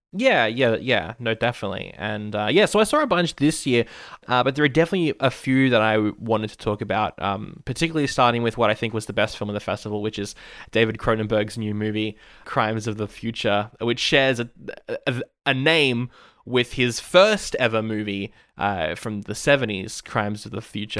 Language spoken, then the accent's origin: English; Australia; I am Aussie